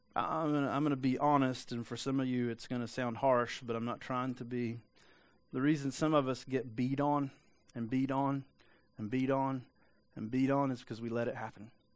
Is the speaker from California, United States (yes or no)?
no; East Tennessee, United States; I'm from East Tennessee.